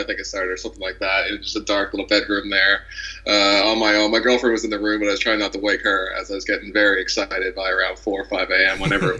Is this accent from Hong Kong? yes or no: no; Toronto, Ontario, Canada; born or raised there